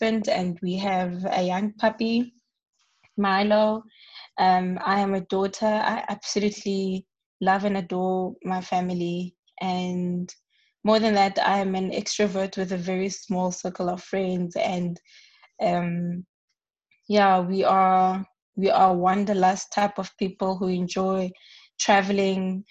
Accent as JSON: {"language": "English", "town": "Hammanskraal", "region": "Gauteng", "country": "South Africa", "tie": "born or raised there", "moved": "as an adult", "said": "I grew up in Hammanskraal, a township that's just north of Pretoria."}